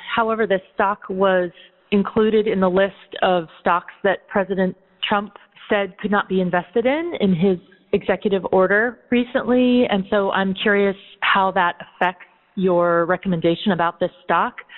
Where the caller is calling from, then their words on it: Sunnyvale, California, United States; I'm calling from Sunnyvale, California.